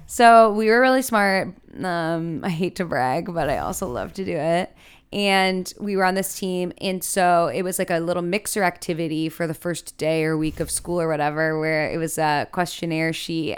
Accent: Chicago, Illinois, United States; I'm from Chicago, Illinois

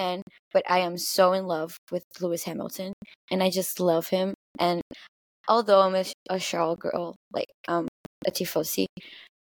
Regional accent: Brazil; I'm from Brazil

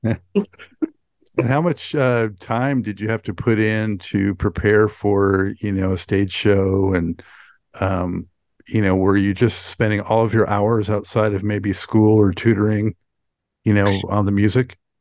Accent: West Coast, United States; moved away; I'm from the West Coast, but now I'm on the East Coast since two, uh, tw- um, 2006

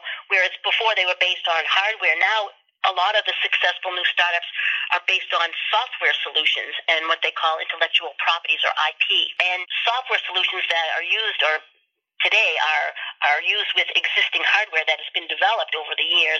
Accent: East Coast, United States; also born or lived in Sharon, Massachusetts; I come from the East Coast, and I reside in Sharon, Massachusetts

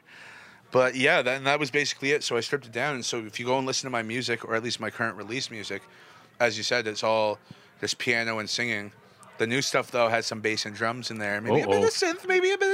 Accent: Toronto, Ontario, Canada; I was growing up in Scarborough

